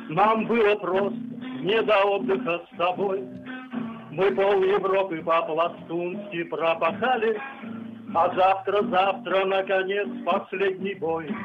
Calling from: Vladimir, Vladimir Oblast, Russia; Из Владимира.

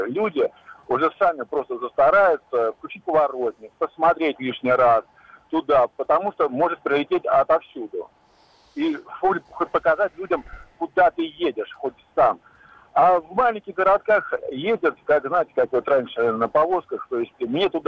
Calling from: Bryansk, Bryansk Oblast, Russia; я из Брянска

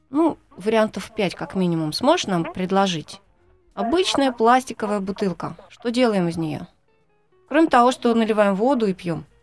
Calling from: Labytnangi, Yamalo-Nenets Autonomous Okrug, Russia; Восемь, из Лабытнанок.

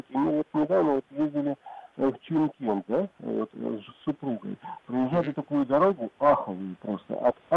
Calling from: Crimea, Ukraine; я из Крыма, и у меня Ford Focus 2016 года Titanium Универсал.

